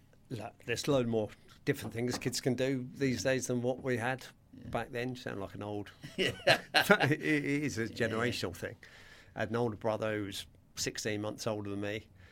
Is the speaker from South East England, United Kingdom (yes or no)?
yes; Surrey, South East England, United Kingdom; I grew up in Surrey